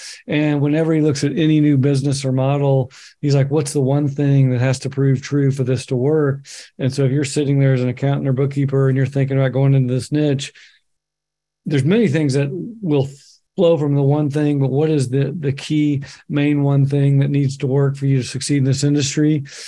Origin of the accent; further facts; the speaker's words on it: Bend, Oregon, United States; I can look at my hometown, Bend, Oregon, 80,000 people in the middle of nowhere.